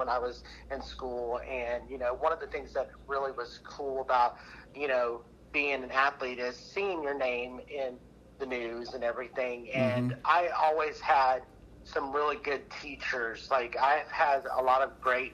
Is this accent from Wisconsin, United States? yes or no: no; Texas, United States; now in Oklahoma, United States; I'm originally from Texas. So, hailed from there